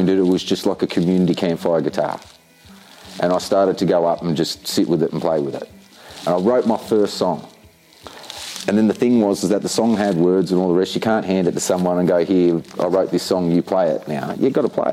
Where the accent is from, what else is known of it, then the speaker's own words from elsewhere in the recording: Tasmania, Australia; I'm a proud yorta yorta man born in Tasmania